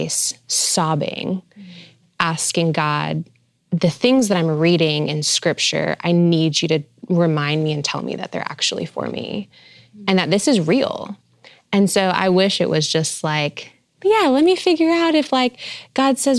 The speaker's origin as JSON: {"language": "English", "region": "New York", "country": "United States", "moved": "yes", "lives_now": "Arizona, United States", "said": "when I moved to the desert, I'm from New York."}